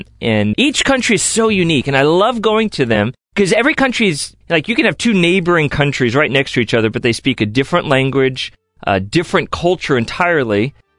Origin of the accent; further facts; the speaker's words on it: Cleveland, Ohio, United States; moved away as an adult; now in Chattanooga, United States; We are from Cleveland, Ohio area. I am a proud Clevelander.